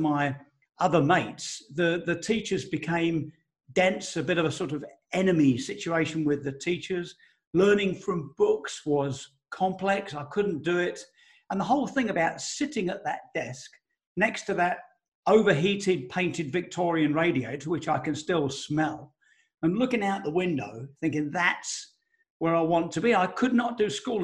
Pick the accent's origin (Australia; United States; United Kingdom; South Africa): United Kingdom; Elm Park, London; I grew up in Elm Park, Essex, which is next to Romford in Essex.